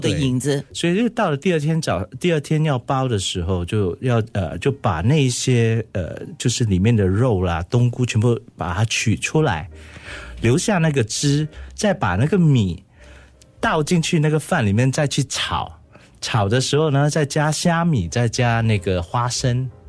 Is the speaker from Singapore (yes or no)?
yes; Singapore; 我们新加坡人